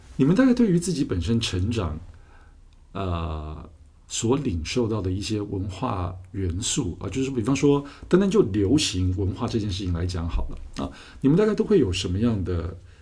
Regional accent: Taiwan; 我们自己在台湾长大

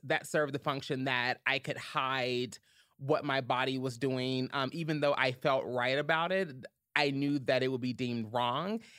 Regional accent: Louisville, Kentucky, United States; I'm originally from Louisville, Kentucky, born and raised

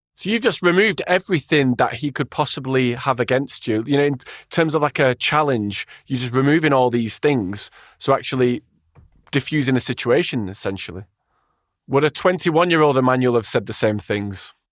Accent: Wigan, North West England, United Kingdom; I'm from Wigan

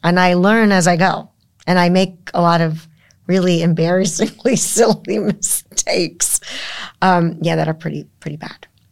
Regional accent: United States; I'm an American

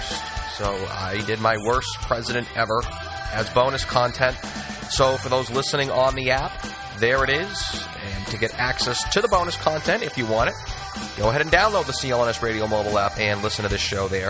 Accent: Boston, Massachusetts, United States; growing up in Boston

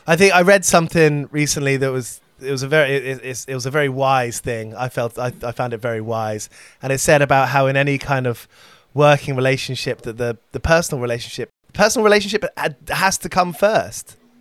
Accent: United Kingdom; as a British person

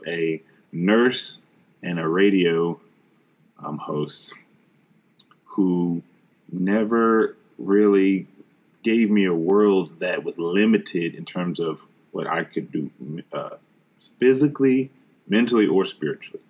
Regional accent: Charlotte, North Carolina, United States; I was born and raised in Charlotte, North Carolina

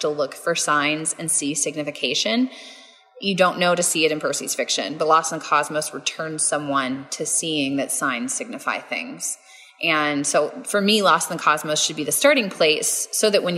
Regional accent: Texas, United States; I'm too Texan to be able to speak properly

